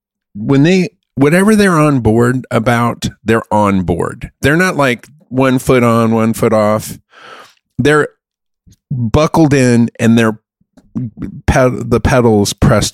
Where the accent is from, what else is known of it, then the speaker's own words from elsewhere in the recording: Munich, Bavaria, Germany; moved away; I grew up in Germany.